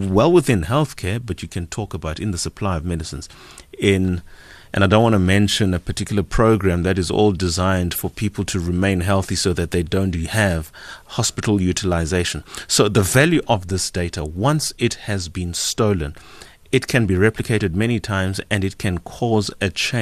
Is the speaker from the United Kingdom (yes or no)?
no; South Africa; as a South African